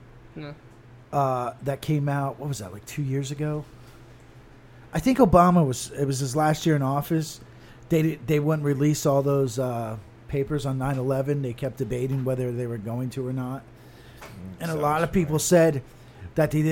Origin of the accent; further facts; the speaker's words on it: United States; As American citizens